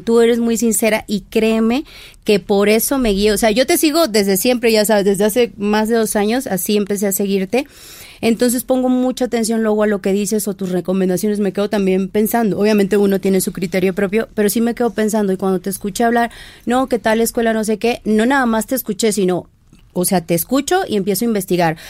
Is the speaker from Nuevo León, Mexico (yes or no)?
no; Lerdo de Tejada, Veracruz, Mexico; now in Mexico City, Mexico; Soy jarocha, soy de la costa de Veracruz. Bueno, soy de República Independiente, Lerdo de Tejada, Veracruz.